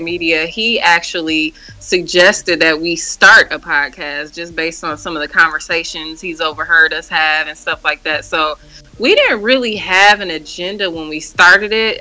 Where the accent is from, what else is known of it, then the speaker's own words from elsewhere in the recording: Milwaukee, Wisconsin, United States; now in Chicago, United States; That's where I'm from, born and raised in Milwaukee